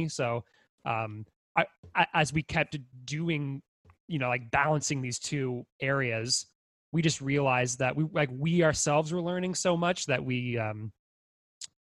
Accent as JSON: {"language": "English", "town": "Brockville", "region": "Ontario", "country": "Canada", "said": "I came from Brockville."}